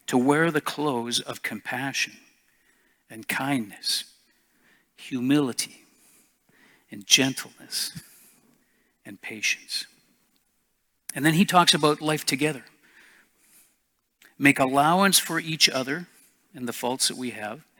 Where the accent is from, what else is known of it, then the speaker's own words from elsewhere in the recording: Canada; I may have rights as a Canadian, but as a Christian, I gave it all up.